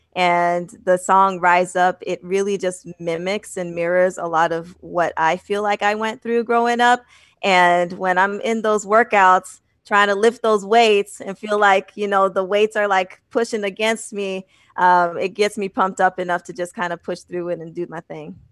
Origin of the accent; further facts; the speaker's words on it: Manchester, New Hampshire, United States; also born or lived in Boston, Massachusetts / Midwest; I was born in Boston and raised in Manchester.